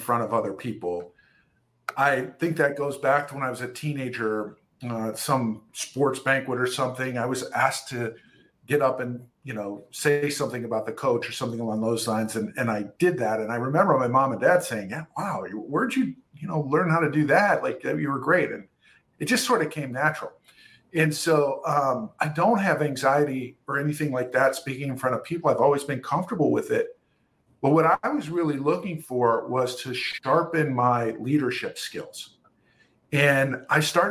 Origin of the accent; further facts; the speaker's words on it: Ohio, United States; I've been born and raised in Ohio